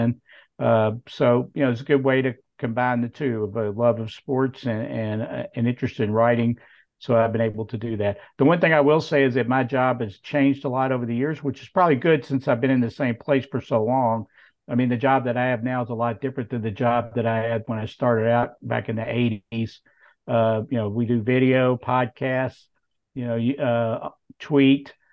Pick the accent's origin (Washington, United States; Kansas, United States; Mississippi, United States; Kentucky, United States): Kentucky, United States; Clark County; also born or lived in Paris, Kentucky; I was born in Paris and grew up on a farm out in Clark County, right on the Paris, Winchester, Clark County, Bourbon